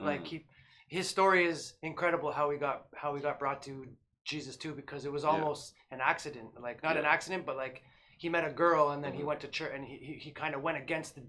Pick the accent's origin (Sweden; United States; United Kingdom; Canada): Canada; Toronto, Ontario; I'm from Vern, like East Side Scarborough